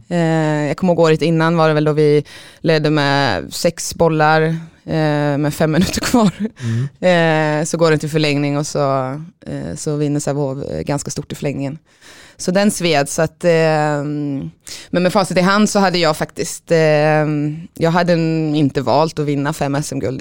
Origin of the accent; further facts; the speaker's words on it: Tibro, Västra Götaland, Sweden; also born or lived in Sundsvall; har väl spenderat min största uppväxt i, eh, eller största delen av min uppväxt i Tibro, mm. utanför Skövde